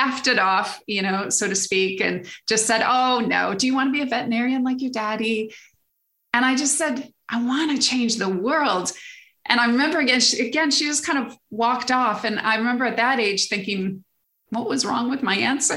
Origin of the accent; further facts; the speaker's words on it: Michigan, United States; moved away as an adult; now in England, United Kingdom; I grew up in Michigan, lived in Michigan all my life until 30 something, early 30s when I moved over to England